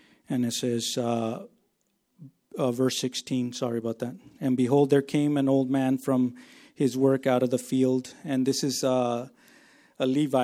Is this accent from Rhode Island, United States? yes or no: no; Texas, United States; now in Yakima, United States; I grew up in Texas, and there was no hills over there, just flat land